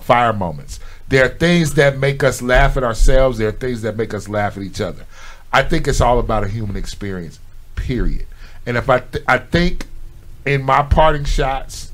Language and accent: English; Chicago, Illinois, United States; I'm from Chicago, but my family base is in Tennessee